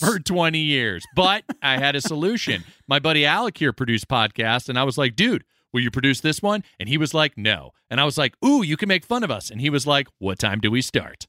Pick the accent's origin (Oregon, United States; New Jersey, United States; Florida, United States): Florida, United States; also born or lived in Connecticut; when I was seven, I moved from my home state of Connecticut to the beautiful sunshine state of Florida with my mom